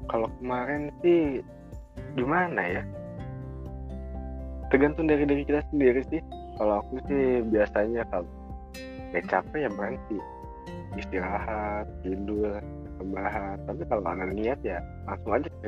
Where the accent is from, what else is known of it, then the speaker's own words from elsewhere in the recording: Banten, Indonesia; born there; Saya juga kelahiran dari Banten kok.